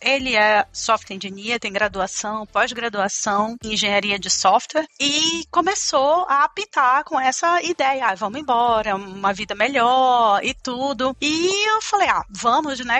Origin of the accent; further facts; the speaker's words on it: Manaus, Amazonas, Brazil; moved away as an adult; also born or lived in Auckland, New Zealand; now in New Zealand; eu sou de Manaus, Amazonas, sempre morei em Manaus